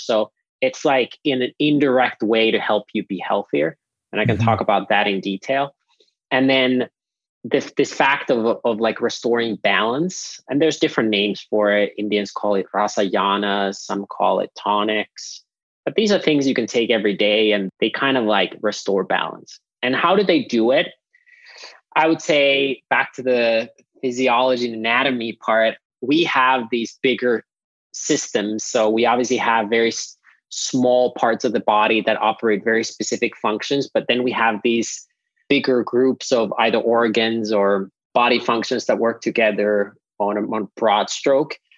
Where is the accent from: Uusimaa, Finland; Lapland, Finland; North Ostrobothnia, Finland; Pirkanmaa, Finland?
Pirkanmaa, Finland; Nokia; now in Austin, United States; I grew up in Finland at our family farm that we've had for at least 13 generations since 1619.